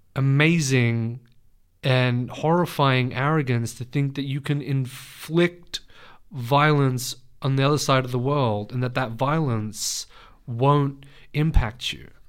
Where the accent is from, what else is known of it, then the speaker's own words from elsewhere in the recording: Australia; I was born here. Um, but I was raised with my Lebanese family